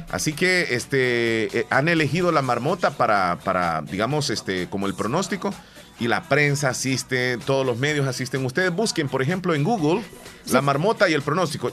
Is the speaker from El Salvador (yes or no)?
yes; El Salvador; Así somos los salvadoreños de luchadores, de trabajadores